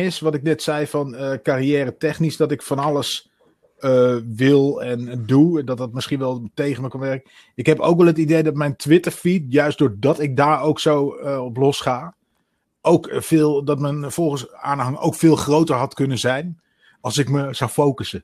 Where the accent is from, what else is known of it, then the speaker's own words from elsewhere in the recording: Twente, Overijssel, Netherlands; moved away as an adult; also born or lived in Utrecht; ik ben in Twente opgegroeid